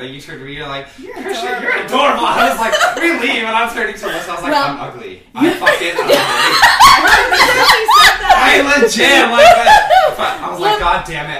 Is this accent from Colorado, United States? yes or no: yes; Denver, Colorado, United States; also born or lived in La Jolla, California; Well, I was born in California, in La Jolla, and then I grew up in Denver. I also traveled around a lot.